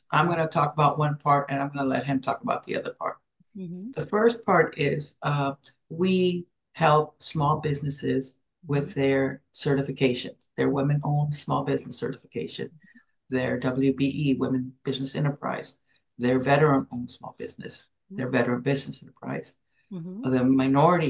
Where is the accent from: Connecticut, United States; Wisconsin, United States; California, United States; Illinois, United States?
California, United States; Los Angeles; moved away as an adult; also born or lived in Mexico; now in Hawaii, United States; I was born in Mexico, came to the United States when we were five, mm-hmm. and grew up in Los Angeles. I moved to Hawaii almost 35 years ago.